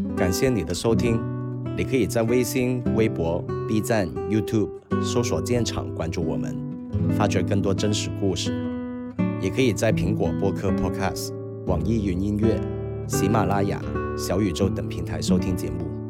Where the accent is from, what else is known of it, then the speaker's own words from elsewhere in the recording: Guangdong, China; 因为我们是潮汕那边嘛